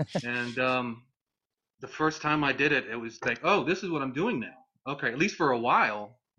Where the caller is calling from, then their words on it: North Carolina, United States; North Carolina.